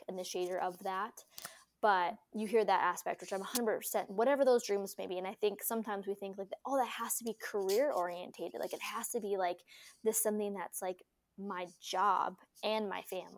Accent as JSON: {"language": "English", "region": "North Dakota", "country": "United States", "tie": "born or raised there", "also_born_or_lived": "Idaho", "said": "we were born and raised in North Dakota"}